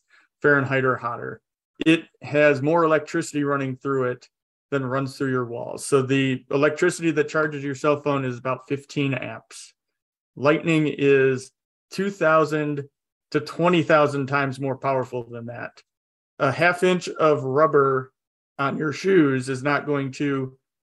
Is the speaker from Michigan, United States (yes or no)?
yes; north of Detroit, Michigan, United States; moved away as an adult; also born or lived in Oklahoma; now in Colorado, United States; growing up in Michigan, just a little bit north of Detroit